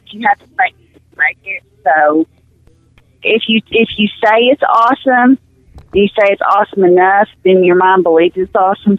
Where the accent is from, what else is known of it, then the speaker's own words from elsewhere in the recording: Clinton, Arkansas, United States; now in Marshall, United States; We actually lived in Clinton, which is where I grew up, and then my husband's work brought him to Marshall, and all my fam